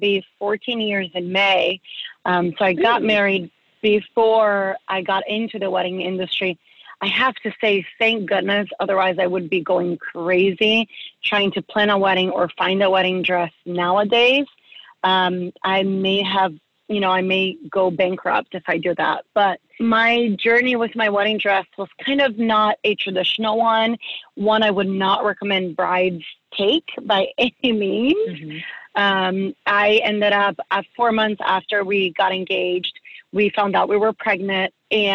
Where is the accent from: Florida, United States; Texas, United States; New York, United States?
Florida, United States; Gainesville; I grew up in Gainesville, Florida